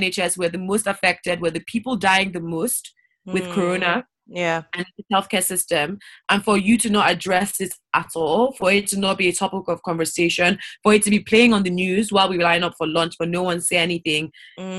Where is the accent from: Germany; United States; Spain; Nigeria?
Nigeria; I'm African. I'm Nigerian. I'm not from the Caribbean